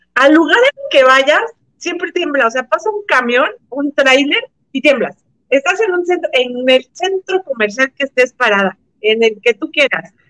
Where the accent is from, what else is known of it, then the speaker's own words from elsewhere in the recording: Mexico; nosotros como mexicanos